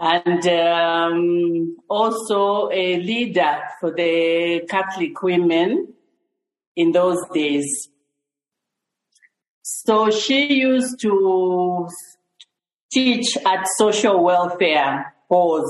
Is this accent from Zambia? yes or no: yes; Chingola, Copperbelt Province, Zambia; now in Lusaka, Zambia; I grew up in Chingola.